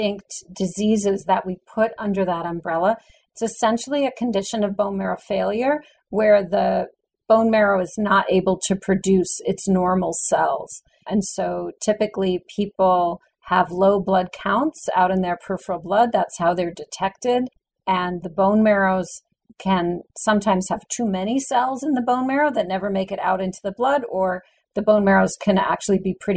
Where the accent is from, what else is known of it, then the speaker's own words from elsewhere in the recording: New Haven, Connecticut, United States; I grew up in New Haven, Connecticut, and I started working in a laboratory when I was 16 in high school